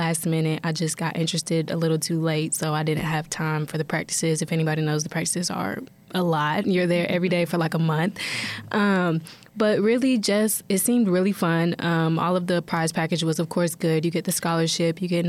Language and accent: English; Radcliff, Kentucky, United States; I am from Radcliffe, Kentucky